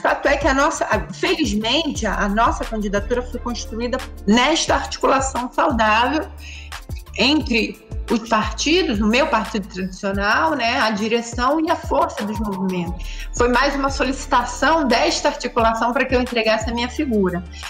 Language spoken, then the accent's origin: Portuguese; Rio de Janeiro, Brazil; eu nasci no Engenho da Rainha, que é uma comunidade do subúrbio carioca